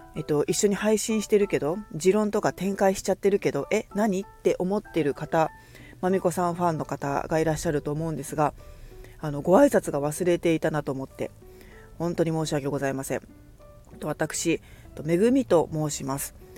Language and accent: Japanese; Kagoshima, Japan; moved away as an adult; now in Fukuoka, Japan; 鹿児島で生まれ育ち